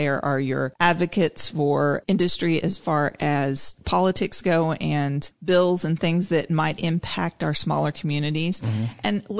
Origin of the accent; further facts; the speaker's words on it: Tulsa, Oklahoma, United States; I came from Tulsa.